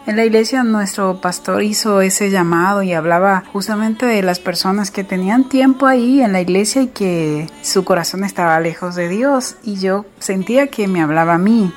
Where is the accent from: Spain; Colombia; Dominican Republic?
Dominican Republic; now in Rosario, Argentina; Soy dominicana, pero actualmente resido en Argentina, en la ciudad de Rosario Santa Fe